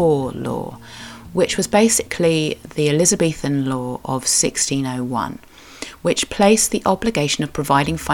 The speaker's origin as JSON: {"language": "English", "area": "Cornwall", "region": "South West England", "country": "United Kingdom", "said": "I am a Cornish writer, blogger, and sometimes podcaster"}